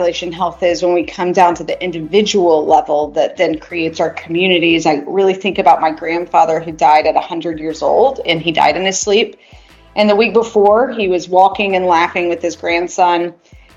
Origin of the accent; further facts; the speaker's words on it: Chattanooga, Tennessee, United States; also born or lived in Georgia; I'm from Chattanooga, Tennessee, multi-generation Tennesseer. So I've been in the Georgia, Tennessee world in the South for my whole life